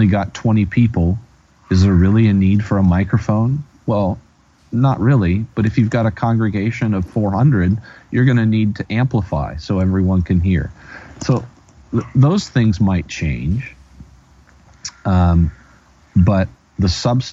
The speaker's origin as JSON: {"language": "English", "country": "United States", "said": "as an American, as a citizen of the United States of America who speaks English"}